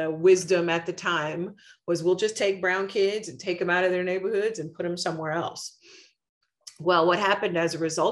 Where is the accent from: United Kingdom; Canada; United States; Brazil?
United States; Oklahoma City, Oklahoma; moved away as an adult; also born or lived in Hartford, Connecticut; As a kid growing up in Oklahoma City public schools